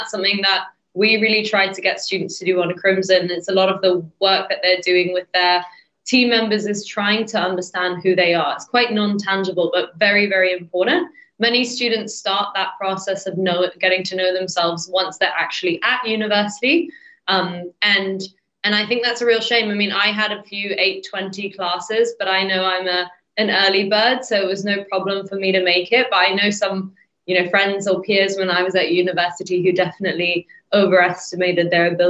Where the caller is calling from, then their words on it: England, United Kingdom; I'm joining you from England, so I'm actually a little bit cold